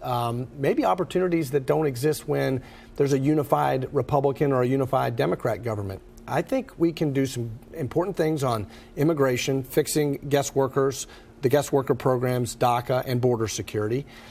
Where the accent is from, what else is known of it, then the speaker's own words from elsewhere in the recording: Lexington, Kentucky, United States; I am born and raised in Lexington